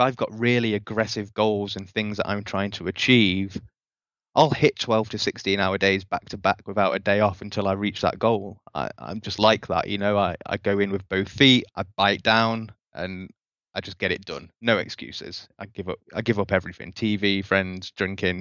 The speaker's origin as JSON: {"language": "English", "country": "United Kingdom", "moved": "yes", "lives_now": "Costa Rica", "said": "I'm a British guy in Costa Rica right now."}